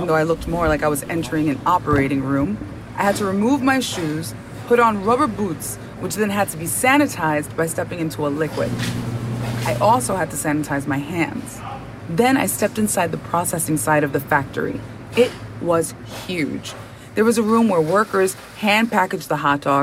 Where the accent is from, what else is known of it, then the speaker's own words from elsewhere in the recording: New York, United States; I grew up knowing a good amount of Yiddish, a consequence of being a New Yorker